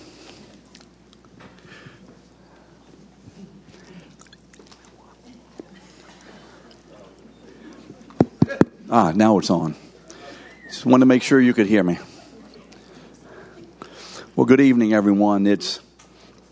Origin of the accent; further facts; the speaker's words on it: London, United Kingdom; now in New Orleans, United States; I was born in London, England